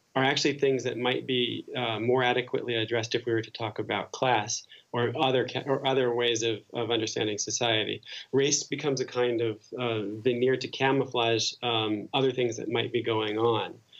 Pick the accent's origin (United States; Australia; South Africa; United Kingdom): United States; New Jersey; moved away as an adult; now in Paris, France; growing up in New Jersey